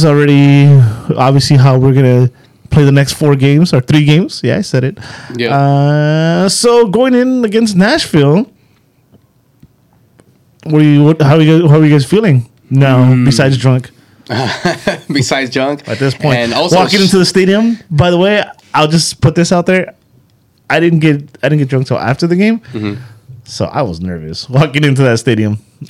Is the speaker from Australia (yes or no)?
no; England, United Kingdom; now in United States; back when I was in England, in the motherland. Oh, yeah. Where I grew up.